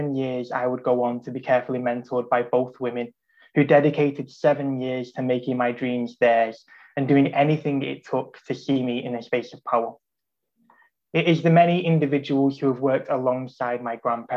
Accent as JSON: {"language": "English", "town": "Salford", "region": "North West England", "country": "United Kingdom", "tie": "born or raised there", "said": "I was raised in Salford, in what was then one of the most deprived postcodes in the Northwest"}